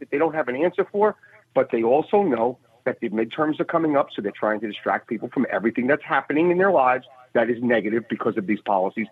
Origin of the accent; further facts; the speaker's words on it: New York City, New York, United States; a New Yorker that drives in every day